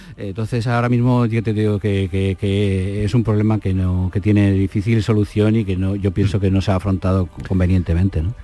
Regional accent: Basque Country, Spain; also born or lived in Andalusia; now in Santander, Spain; yo soy vasco

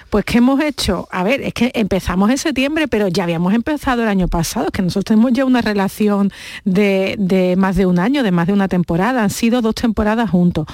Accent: Andalusia, Spain; accent: Andalusian

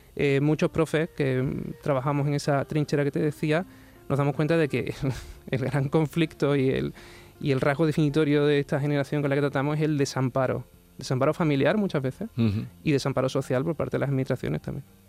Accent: Huelva, Andalusia, Spain; now in Sanlúcar de Barrameda, Spain; yo soy de Huelva, sí, pero me fui de una costa a la otra

